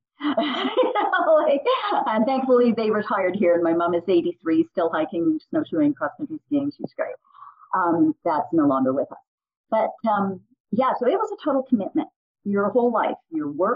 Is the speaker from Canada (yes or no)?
yes; Montreal, Quebec, Canada; moved away as an adult; now in Banff, Canada; I grew up in Montreal.